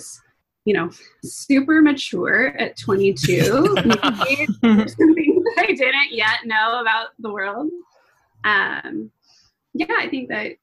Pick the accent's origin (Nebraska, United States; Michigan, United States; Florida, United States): Nebraska, United States; moved away; also born or lived in Kansas; where I grew up in the Midwest in Nebraska, and I went to school in Kansas